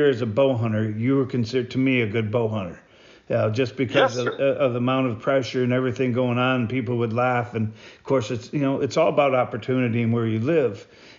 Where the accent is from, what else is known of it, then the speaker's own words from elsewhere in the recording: Michigan, United States; I came from Michigan, and Michigan, it was so tough.